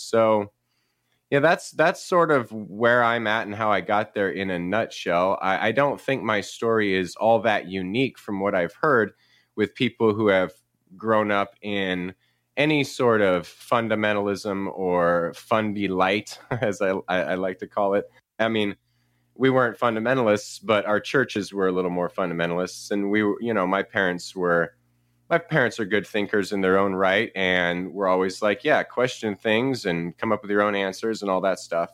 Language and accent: English; Paradise, California, United States; also born or lived in San Jose, California; now in Chico, United States; I grew up in Northern California. I was born in San Jose and, uh, moved up to a little town called Paradise